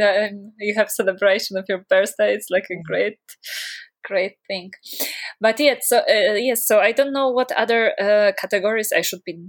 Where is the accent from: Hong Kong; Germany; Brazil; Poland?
Poland; I come from Poland.